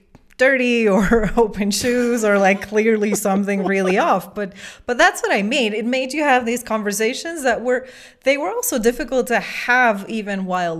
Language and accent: English; Belgium; also born or lived in Africa; now in Guatemala; I am from Belgium, but I live in Guatemala. I was born in Africa. It's just a whole long story.